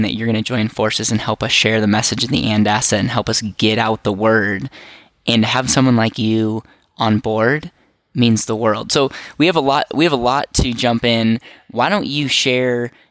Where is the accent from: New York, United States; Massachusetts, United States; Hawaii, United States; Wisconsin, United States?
Wisconsin, United States; I'm from Wisconsin